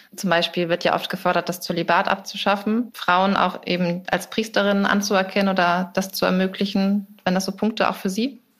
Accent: Schleswig-Holstein, Germany; moved away; Ich komme aus Schleswig-Holstein ursprünglich

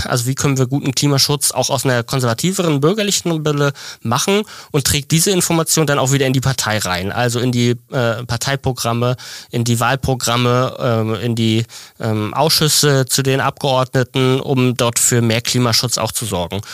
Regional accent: Mecklenburg-Vorpommern, Germany; ich komme auch aus dem Norden, aus Mecklenburg

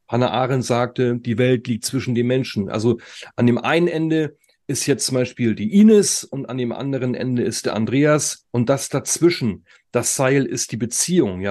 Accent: Germany; bei uns in Deutschland

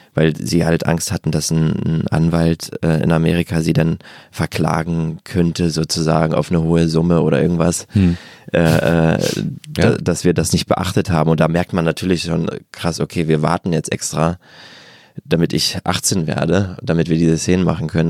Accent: Germany; in der Vorstadt gegangen, wo ich herkomme, in Wagterheide

